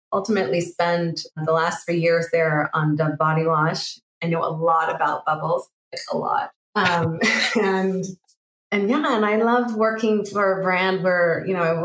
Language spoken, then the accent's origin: English; Israel; moved away as an adult; I'm originally from Israel